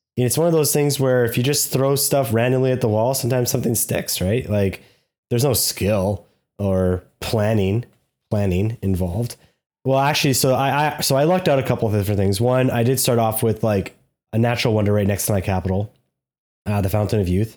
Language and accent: English; Canada; We're Canadian.